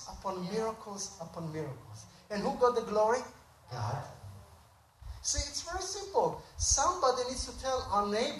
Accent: Tel Aviv, Tel Aviv District, Israel; moved away as an adult; now in United States; I was born and raised in Israel, and when I finished my duty to my country, I was in the Israeli Air Force for 4 years

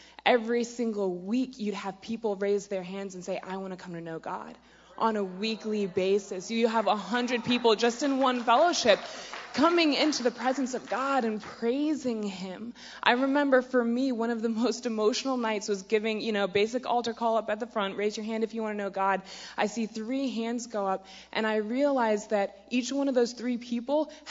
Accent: Virginia Beach, Virginia, United States; I'm from Virginia Beach, Virginia

